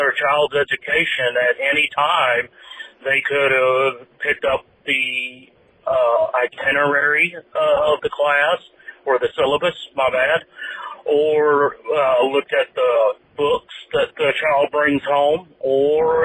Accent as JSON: {"language": "English", "region": "Tennessee", "country": "United States", "tie": "born or raised there", "said": "my home state is Tennessee. I grew up there, was educated there"}